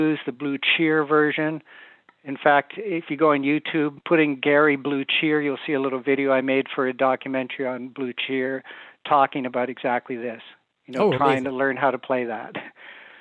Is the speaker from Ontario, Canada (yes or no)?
yes; Mississauga, Ontario, Canada; moved away as an adult; also born or lived in Hamilton, Canada / Los Angeles, United States; I'm from Port Credit